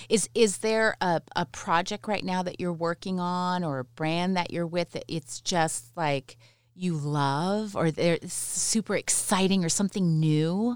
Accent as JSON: {"language": "English", "town": "London", "region": "Ontario", "country": "Canada", "tie": "born or raised there", "also_born_or_lived": "Mississauga", "said": "I was born there, but then I grew up, um, I spent until the end of eighth grade in London, Ontario"}